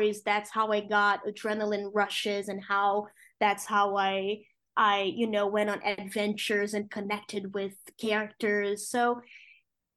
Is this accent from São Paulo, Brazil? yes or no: no; Rio de Janeiro, Brazil; English is a second language; moved away as an adult; now in New York, United States; my parents met when they were reporters working for a newspaper in Rio de Janeiro, my hometown